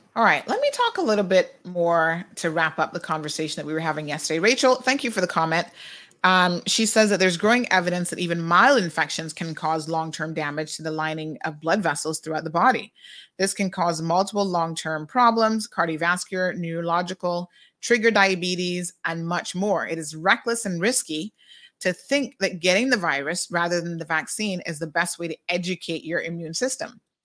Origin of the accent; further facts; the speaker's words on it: United States; now in Cayman Islands; in the U S we say laboratories